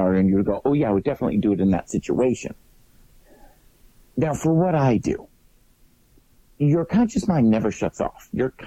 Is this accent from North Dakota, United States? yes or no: no; Detroit, Michigan, United States; now in Las Vegas, United States; growing up in Detroit